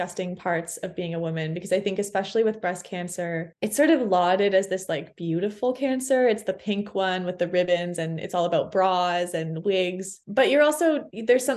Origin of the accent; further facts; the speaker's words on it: Toronto, Ontario, Canada; moved away as an adult; also born or lived in Montreal, Canada; now in Fredericton, Canada; I grew up in Toronto, but I moved to Montreal when I was 18.